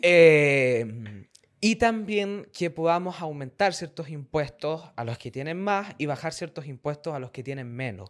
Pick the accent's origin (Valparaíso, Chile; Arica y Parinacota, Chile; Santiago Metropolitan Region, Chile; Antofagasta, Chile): Santiago Metropolitan Region, Chile; Santiago; yo soy de Pedro Aguirre Cerda, pues, una comuna que no conoce nadie